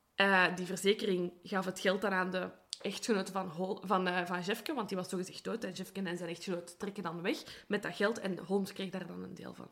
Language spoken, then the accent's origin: Dutch; Belgium; ik ben van Brabant, Brussel, dus ik ben ervan overtuigd dat ik AN spreek